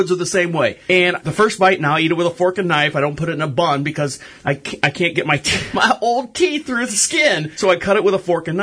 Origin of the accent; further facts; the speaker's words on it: Florida, United States; now in Marshville, United States; I was born and raised in Florida, and we moved up to this beautiful little town called Marshville, which is just outside of Charlotte, North Carolina